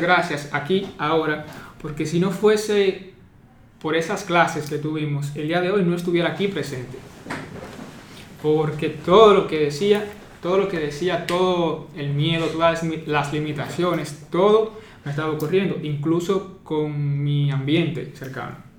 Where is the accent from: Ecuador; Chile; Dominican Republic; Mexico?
Dominican Republic; soy dominicano y actualmente estudiante